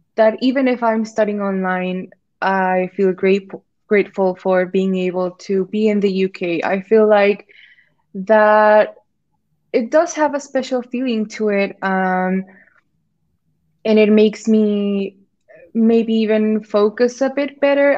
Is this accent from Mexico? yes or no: yes; Mexico; moved away as an adult; now in York, United Kingdom; I'm from Mexico